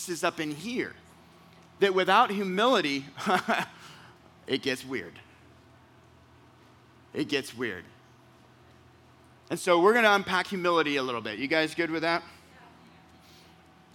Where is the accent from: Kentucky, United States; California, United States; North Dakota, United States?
California, United States; I'm from California.